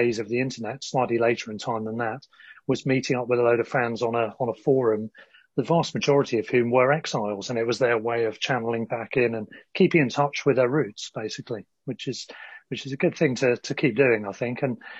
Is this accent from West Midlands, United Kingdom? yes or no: no; Sussex, South East England, United Kingdom; now in London, United Kingdom; I was from Sussex, but now living in London.